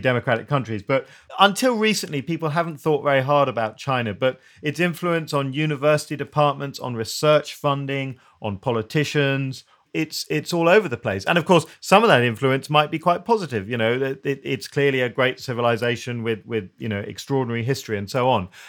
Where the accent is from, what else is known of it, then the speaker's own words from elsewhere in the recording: United Kingdom; we're British